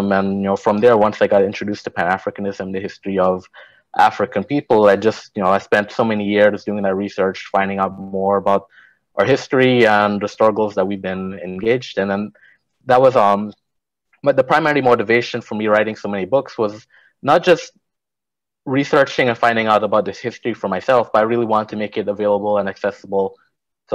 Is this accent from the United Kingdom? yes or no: no; Guyana; moved away; I'm originally from Guyana